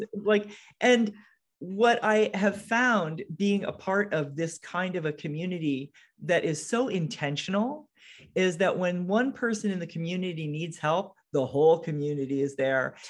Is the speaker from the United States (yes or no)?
yes; Connecticut, United States; also born or lived in Seattle area; now in Seattle, United States; I'm from, I live in the Seattle area, but I'm from Connecticut.